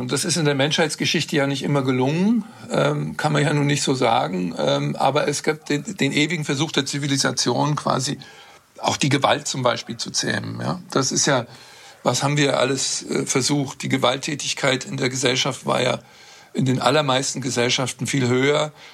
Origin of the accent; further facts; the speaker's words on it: Northern Germany, Germany; Ich bin in Norddeutschland aufgewachsen